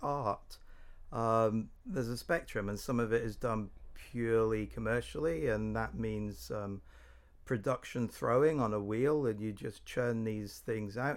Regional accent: Corby, East Midlands, United Kingdom; also born or lived in Norwich; Corby Community Arts in my hometown

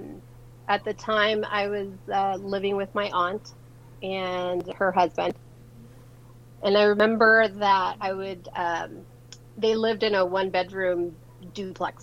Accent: Los Angeles, California, United States; born or raised there; also born or lived in San Salvador, El Salvador

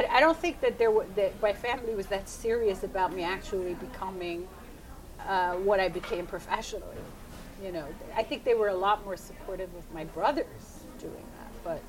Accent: Iran; When I grew up in Iran, I went to school with boys, which is impossible now. We went swimming in the Caspian Sea with my father and my brothers.

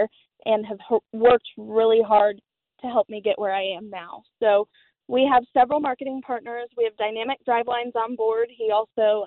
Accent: De Soto, Kansas, United States; in DeSoto, Kansas, my hometown

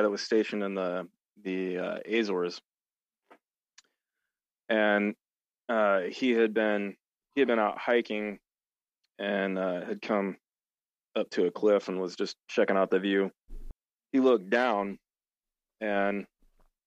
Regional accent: Springfield, Missouri, United States; I grew up down in Springfield, Missouri

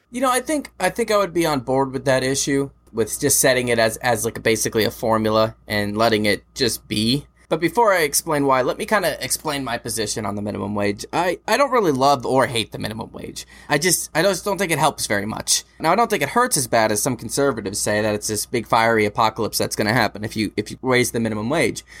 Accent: United States

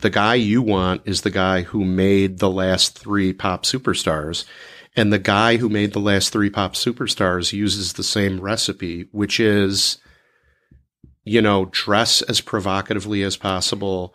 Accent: Chicago, Illinois, United States; also born or lived in Oak Park, Illinois; I grew up in Chicago

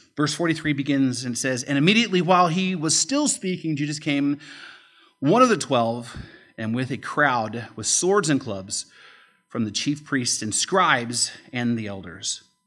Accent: United States; as American Christians

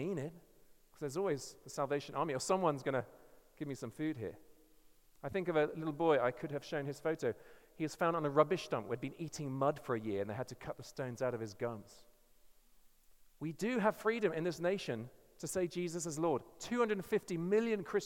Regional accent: England, United Kingdom; I'm English

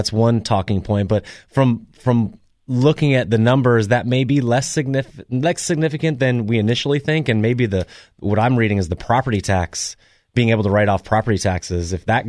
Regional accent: Colorado, United States; moved away; See, I grew up in Colorado.

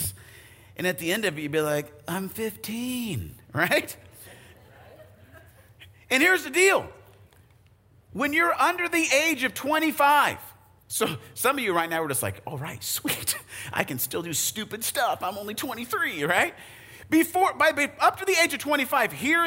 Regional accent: Arizona, United States; I grew up in Arizona

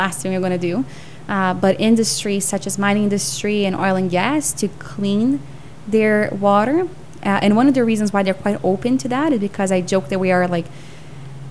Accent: São Paulo, Brazil; now in Canada; I grew up in São Paulo, which is a huge city

